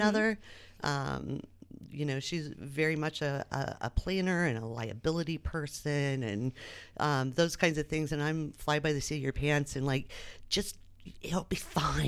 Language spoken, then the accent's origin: English; Anderson, Indiana, United States; moved away as an adult; now in Muncie, United States; I came from Anderson